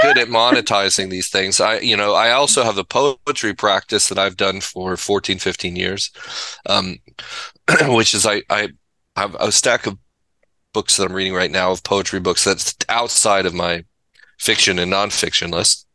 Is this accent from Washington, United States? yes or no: no; Pasadena, California, United States; moved away; also born or lived in Laguna Beach / Santa Barbara; I grew up in the Pasadena area and Laguna Beach